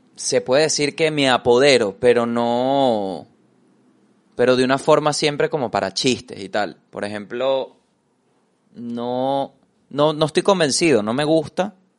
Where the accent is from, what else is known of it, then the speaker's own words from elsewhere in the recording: Venezuela; como venezolano